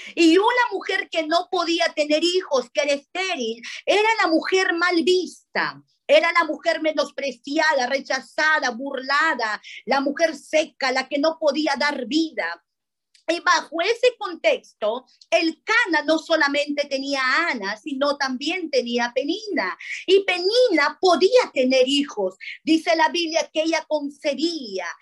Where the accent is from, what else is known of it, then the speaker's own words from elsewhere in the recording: Paramonga, Lima, Peru; now in Lima, Peru; Yo soy de Paramonga, a cinco horas de la capital